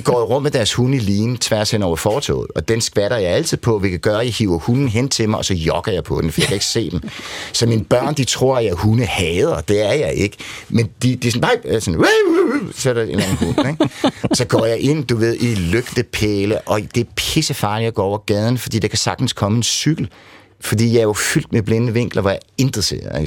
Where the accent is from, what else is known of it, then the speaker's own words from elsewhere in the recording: Nykøbing Falster, Zealand, Denmark; kommer jeg fra Nykøbing Falster